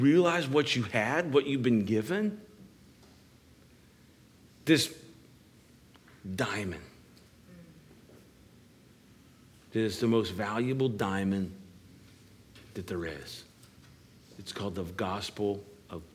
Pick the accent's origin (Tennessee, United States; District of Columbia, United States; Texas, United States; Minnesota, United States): District of Columbia, United States; Washington; I'm from the Washington, D.C. area, and we would actually take field trips to the Smithsonian